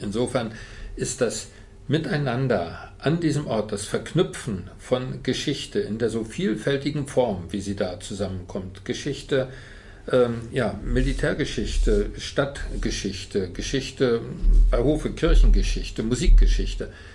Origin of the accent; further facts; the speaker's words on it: Rostock, Mecklenburg-Vorpommern, Germany; moved away as an adult; also born or lived in Potsdam / Cottbus; geborener Rostocker